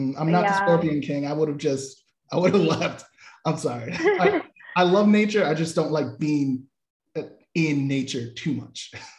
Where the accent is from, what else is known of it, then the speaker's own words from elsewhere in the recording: Boston, Massachusetts, United States; I come from Boston too